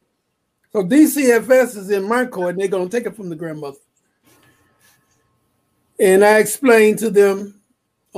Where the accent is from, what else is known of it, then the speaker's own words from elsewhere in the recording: Chicago, Illinois, United States; I was born in Chicago on the South Side, 3426 South Parkway